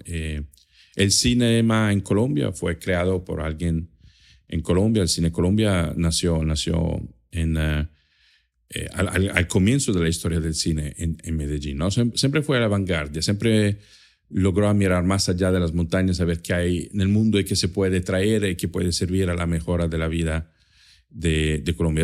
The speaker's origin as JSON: {"language": "Spanish", "town": "Trento", "region": "Trentino-Alto Adige", "country": "Italy", "tie": "born or raised there", "first_language": "German and Italian", "second_language": "Spanish", "moved": "yes", "said": "yo nací en Italia, en el norte de Italia, en una zona de, de límite entre Italia y Austria"}